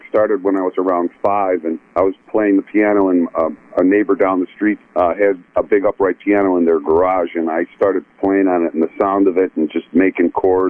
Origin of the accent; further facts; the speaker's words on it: Buffalo, New York, United States; moved away as an adult; also born or lived in Fredonia, New York / Southern California; I grew up in Buffalo